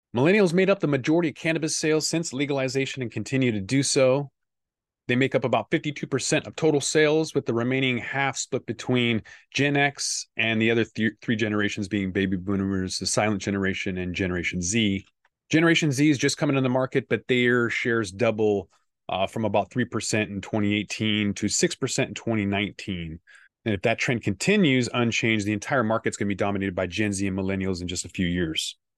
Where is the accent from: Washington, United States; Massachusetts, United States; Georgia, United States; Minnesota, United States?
Washington, United States; my hometown of Washington State